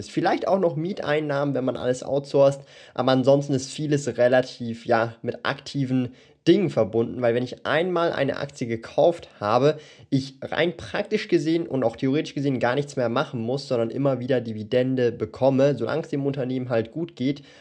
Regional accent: Switzerland; born there; Und ich habe jetzt im Jahr 2019 als 23-Jähriger hier lebend in der Schweiz und auch hier geboren in der Schweiz ein passives Einkommen aufgebaut

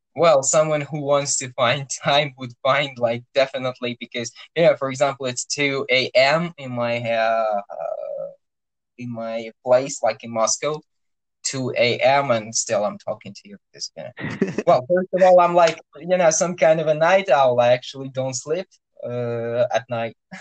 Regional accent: Orenburg, Orenburg Oblast, Russia; orenburg that's my hometown

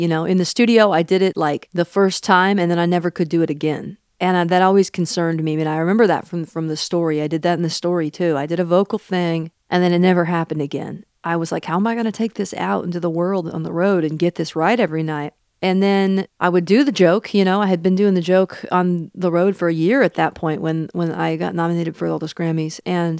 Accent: Seattle, Washington, United States; I'm from Seattle. It's kind of a compliment to a girl from Seattle to be critically acclaimed but relatively unknown.

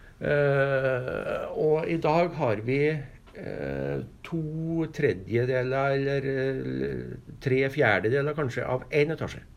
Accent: Hegra, Trøndelag, Norway; also born or lived in Stjørdal; jeg er jo fra Hegra

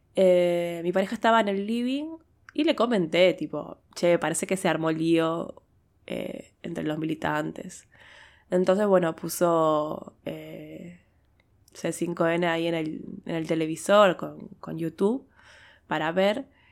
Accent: Argentina

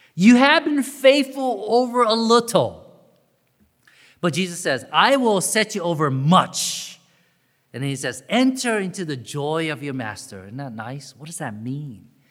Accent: Augusta, Georgia, United States; growing up in Augusta, Georgia

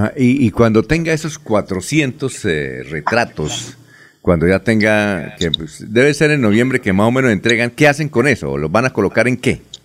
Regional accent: Barichara, Santander, Colombia; aunque nací en Barichara

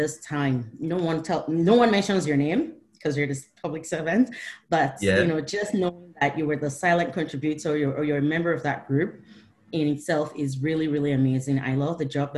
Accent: Rivers State, Nigeria; I'm from the South. I'm actually from River State, married to a Yoruba person

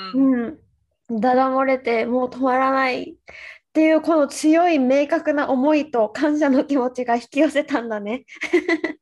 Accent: Okinawa, Japan; 私が沖縄出身ってなって

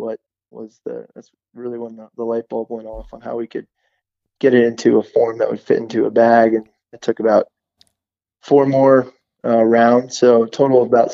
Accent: outside New York City, United States; I'm from outside New York City

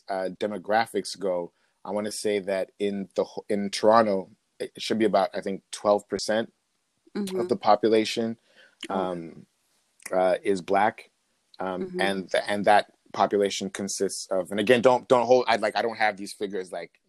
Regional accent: Zambia; so I'm from Zambia, central Southern Africa, and I go back and forth very frequently.

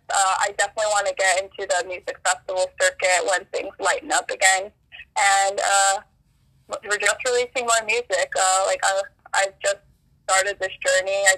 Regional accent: Burbank, California, United States; also born or lived in Los Angeles; I uh, currently live in Los Feliz. I grew up in Burbank, which is like about 15 minutes away from each other.

